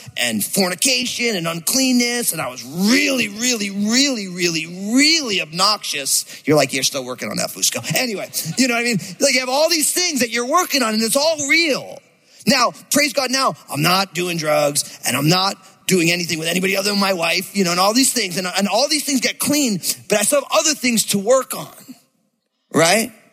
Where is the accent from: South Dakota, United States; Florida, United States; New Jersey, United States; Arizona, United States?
New Jersey, United States; I grew up in New Jersey.